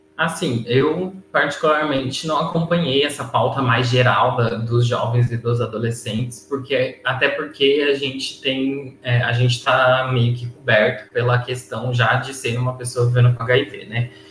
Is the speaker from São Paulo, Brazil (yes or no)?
yes; Jales, São Paulo, Brazil; moved away as an adult; now in Florianópolis, Brazil; eu sou natural, na verdade, do interior de São Paulo, né? Minha cidade chama Jales, que fica no noroeste paulista.